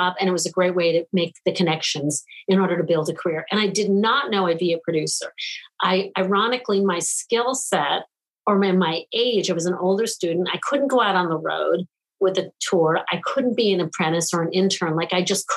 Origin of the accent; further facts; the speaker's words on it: New York, United States; I grew up in New York